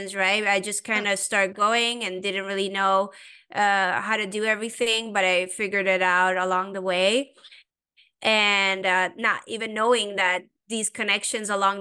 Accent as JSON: {"language": "English", "country": "Sweden", "tie": "born or raised there", "also_born_or_lived": "Iran", "moved": "yes", "lives_now": "United States", "said": "I'm originally Persian. I grew up in Sweden"}